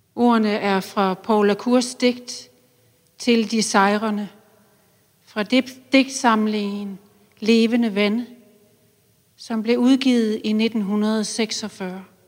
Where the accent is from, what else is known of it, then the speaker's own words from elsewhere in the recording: Silkeborg, Central Denmark Region, Denmark; Silkeborg, hvor jeg voksede op.